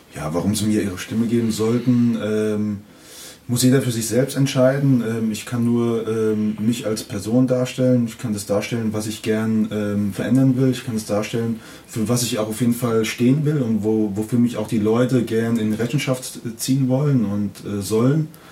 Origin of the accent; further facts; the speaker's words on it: Kaiserslautern, Rhineland-Palatinate, Germany; ich bin ja in, in Laudern geboren, aufgewachsen und habe ähm, zehn Jahre Jugend hier gespielt